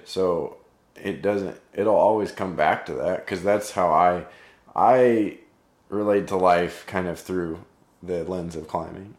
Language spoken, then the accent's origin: English; Overland Park, Kansas, United States; I grew up in Overland Park.